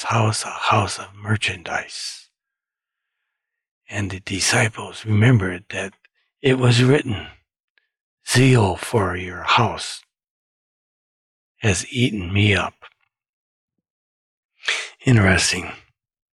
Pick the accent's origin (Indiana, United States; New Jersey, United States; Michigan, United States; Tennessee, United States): Michigan, United States; I was from Michigan too